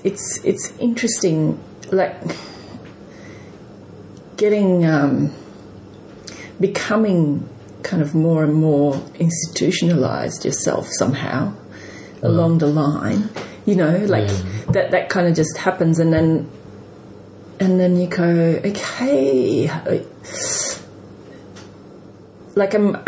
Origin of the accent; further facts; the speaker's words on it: Belgium; moved away as an adult; now in Sydney, Australia; I grew up in Europe and, you know, which part? In Belgium.